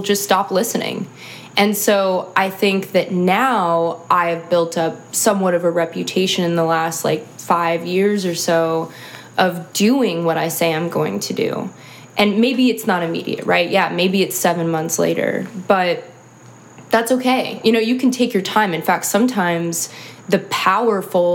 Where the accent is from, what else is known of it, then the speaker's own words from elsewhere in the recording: Sacramento, California, United States; moved away as an adult; also born or lived in Chicago; I'm from Sacramento, California